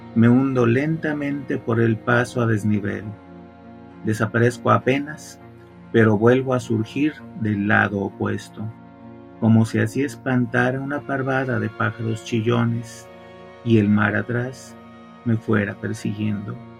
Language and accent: Spanish; Guadalajara, Jalisco, Mexico; moved away as an adult; also born or lived in Mexico City; now in Monterrey, Mexico; venía de una ciudad que todavía en aquella época, Guadalajara